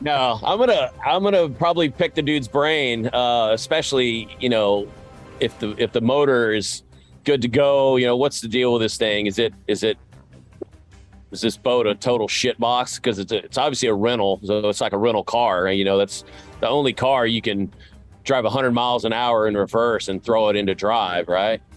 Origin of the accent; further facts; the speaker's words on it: Tennessee, United States; I grew up in Tennessee